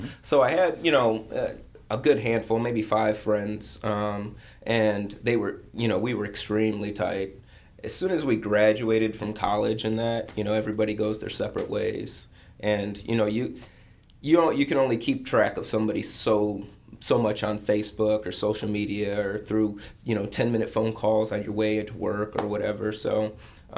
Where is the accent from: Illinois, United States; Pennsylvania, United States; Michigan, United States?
Michigan, United States; Lansing; grew up in Michigan. Where I grew up in Lansing was considered the armpit of Lansing.